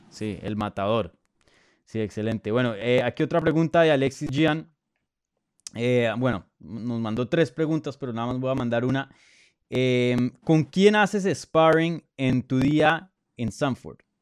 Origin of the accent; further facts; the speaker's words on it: Colombia; yo soy colombiano